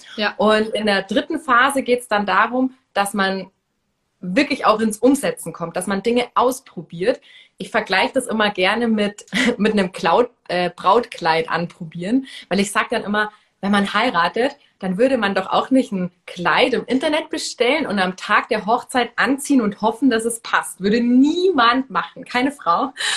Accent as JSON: {"language": "German", "town": "Munich", "region": "Bavaria", "country": "Germany", "said": "ich komme ja hier aus München"}